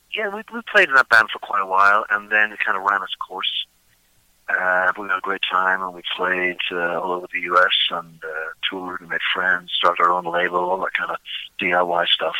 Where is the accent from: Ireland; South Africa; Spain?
Ireland; Dublin, Leinster; moved away as an adult; also born or lived in Pittsburgh; now in United States; I grew up in Dublin.